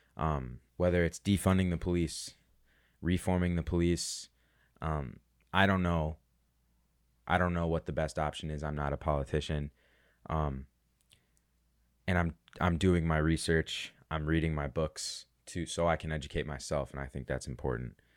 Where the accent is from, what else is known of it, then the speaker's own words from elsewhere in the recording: Chicago, Illinois, United States; I'm from Chicago